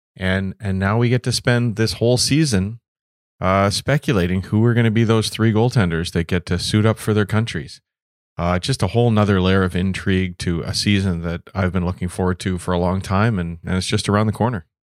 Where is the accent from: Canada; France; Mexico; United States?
Canada; as a Canadian, as a goaltender